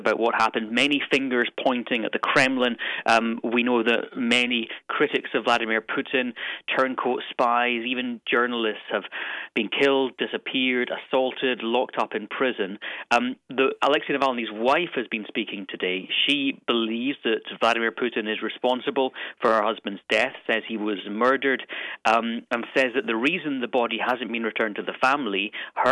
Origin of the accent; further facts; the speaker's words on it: Stirling, Scotland, United Kingdom; now in London, United Kingdom; The town or city I'm from is called Stirling